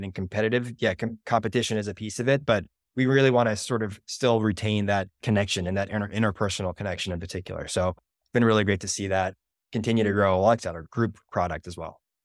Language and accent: English; Boston, Massachusetts, United States; I'm from Boston